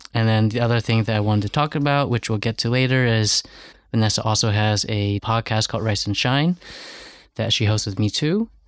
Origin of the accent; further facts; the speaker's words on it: United States; first language English; as an American looking on